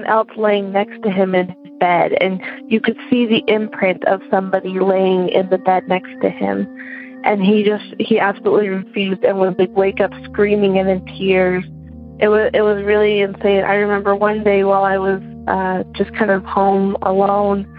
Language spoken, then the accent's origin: English; Utah, United States; moved away as an adult; now in Connecticut, United States; I'm from Utah, but currently living in Connecticut while I attend grad school